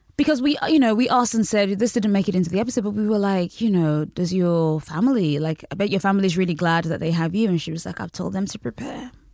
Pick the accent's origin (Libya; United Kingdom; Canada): United Kingdom; also born or lived in Nigeria; I, I grew up in Britain. and also in Nigeria